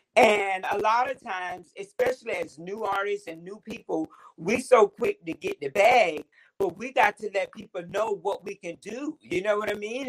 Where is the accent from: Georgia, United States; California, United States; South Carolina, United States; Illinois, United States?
South Carolina, United States; Orangeburg; I'm from Orangeburg.